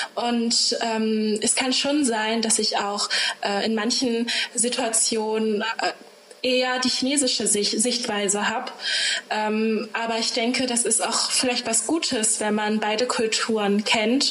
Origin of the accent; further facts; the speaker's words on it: Germany; ich bin hier aufgewachsen